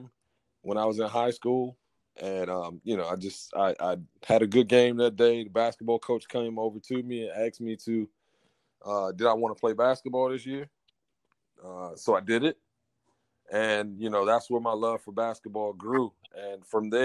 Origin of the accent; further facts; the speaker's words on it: Washington, District of Columbia, United States; Born and raised in the Washington, D.C.